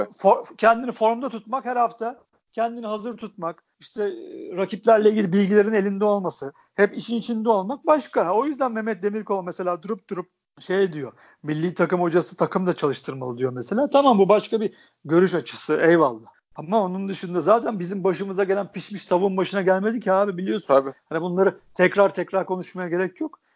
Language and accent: Turkish; Istanbul, Turkey; Ben, hani İstanbul'un İstanbullusuyum. Ben mahallede büyüdüm.